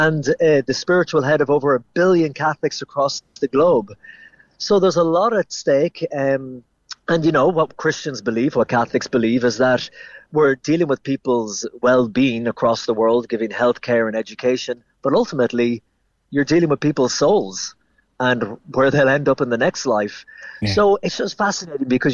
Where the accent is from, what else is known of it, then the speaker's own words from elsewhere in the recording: Ennis, Munster, Ireland; moved away; also born or lived in New York; I'm from Ennis and Clare